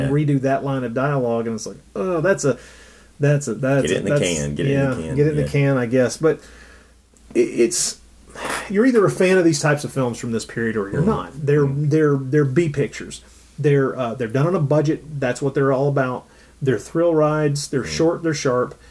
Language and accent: English; Tennessee, United States; we're both from Tennessee, that we're both Southerners